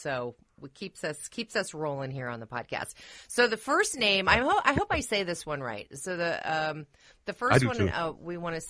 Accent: Napa, California, United States; now in Seattle, United States; It was a four-letter town. Again, short name. It was called Napa, California.

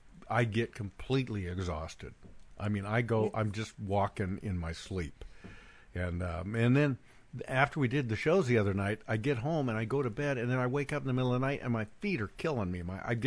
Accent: Bend, Oregon, United States; moved away; my hometown of Bend, Oregon

